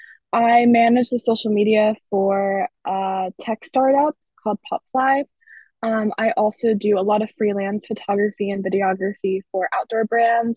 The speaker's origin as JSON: {"language": "English", "town": "Winterville", "region": "North Carolina", "country": "United States", "tie": "born or raised there", "also_born_or_lived": "South America", "moved": "as an adult", "said": "I grew up in Winterville"}